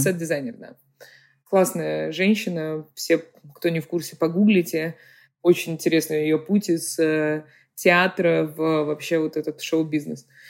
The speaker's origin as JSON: {"language": "Russian", "region": "Saint Petersburg", "country": "Russia", "tie": "born or raised there", "moved": "as an adult", "lives_now": "United States", "said": "Я родилась в Петербурге и выросла в Петербурге."}